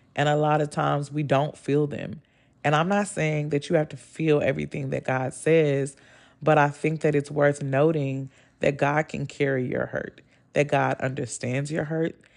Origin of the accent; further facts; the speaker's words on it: the South, United States; I'm from the South